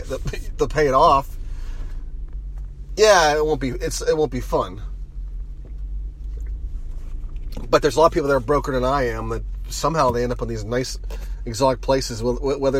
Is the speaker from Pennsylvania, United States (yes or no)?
yes; Mon Valley, Pennsylvania, United States; I grew up in the Mon Valley